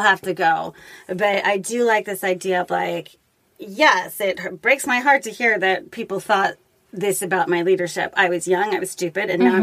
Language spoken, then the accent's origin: English; Los Angeles, California, United States; my hometown of Los Angeles